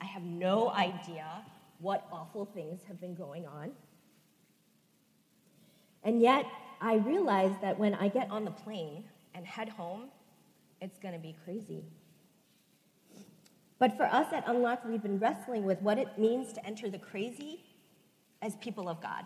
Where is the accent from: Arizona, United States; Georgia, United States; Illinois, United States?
Illinois, United States; Chicago; I am Korean American, grew up at First Korean United Methodist Church of Chicago.